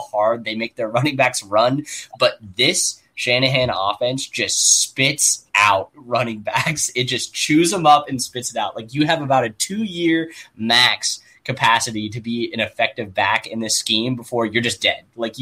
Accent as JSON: {"language": "English", "town": "Youngstown", "region": "Ohio", "country": "United States", "tie": "born or raised there", "said": "I was born in Youngstown, just a clip outside of Columbus. So I've been watching Ohio State offenses since I was little"}